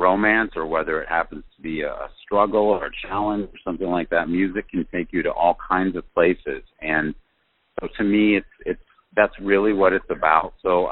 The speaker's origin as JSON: {"language": "English", "town": "Cleveland", "region": "Ohio", "country": "United States", "also_born_or_lived": "California", "moved": "yes", "said": "I am from Cleveland, Ohio."}